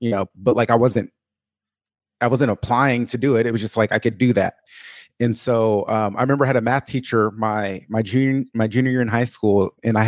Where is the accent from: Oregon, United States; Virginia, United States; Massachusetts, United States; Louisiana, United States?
Oregon, United States; Portland; I was born and raised in Portland, Oregon